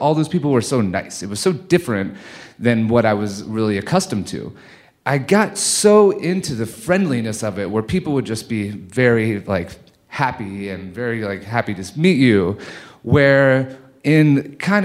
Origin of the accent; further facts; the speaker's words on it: Cincinnati, Ohio, United States; moved away; also born or lived in Lake Tahoe; Growing up in Cincinnati, Ohio